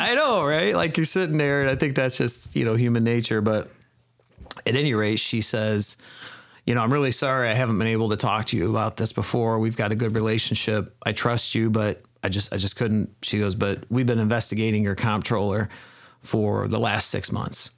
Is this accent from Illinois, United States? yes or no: yes; Peoria Heights, Illinois, United States; moved away as an adult; now in Dixon, United States; I grew up in Peoria Heights, Illinois, which is, um, kind of central Illinois.